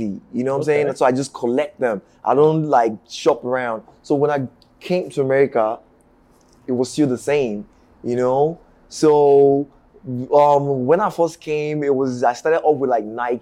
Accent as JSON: {"language": "English", "region": "Lagos", "country": "Nigeria", "tie": "born or raised there", "moved": "yes", "lives_now": "New York City, United States", "said": "grew up on the mainland in Sabo"}